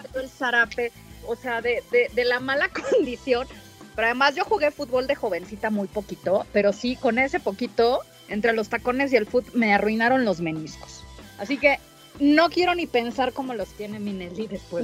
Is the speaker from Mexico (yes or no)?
yes; Mexico; como mexicano